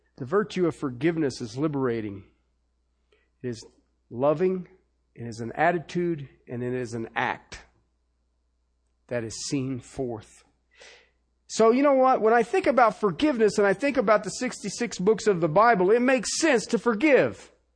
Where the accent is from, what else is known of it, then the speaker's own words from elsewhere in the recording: Ohio, United States; I grew up in Ohio